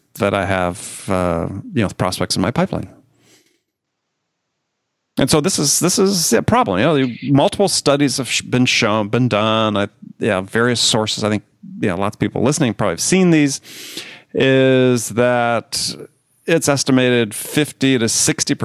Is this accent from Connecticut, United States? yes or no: no; Wisconsin, United States; also born or lived in California; now in New York City, United States; growing up in Wisconsin